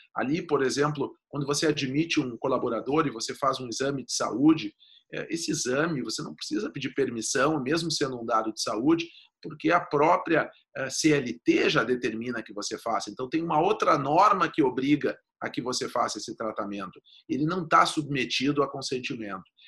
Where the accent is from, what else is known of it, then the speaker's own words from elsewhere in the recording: Rio Grande do Sul, Brazil; accent: gaúcho; eu sou gaúcho, meu, o meu sotaque logo me entrega